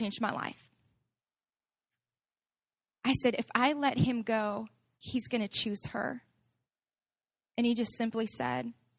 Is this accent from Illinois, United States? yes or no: yes; Chicago, Illinois, United States; This is where I'm growing up on Southside Chicago kind of came up